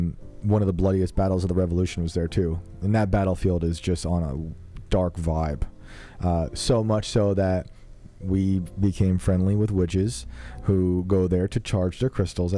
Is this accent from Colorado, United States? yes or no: no; West Point, New York, United States; I grew up in West Point.